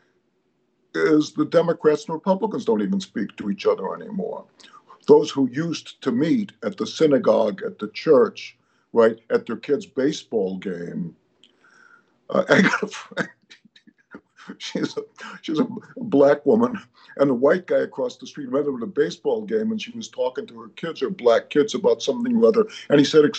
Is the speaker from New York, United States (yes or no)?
no; Chicago, Illinois, United States; now in Los Angeles, United States; I grew up in Chicago